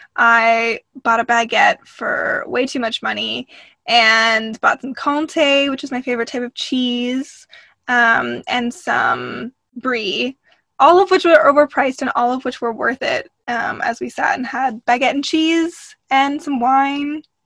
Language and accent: English; Canada; Sometimes as a Canadian, we get the question of like, well, what makes someone Canadian?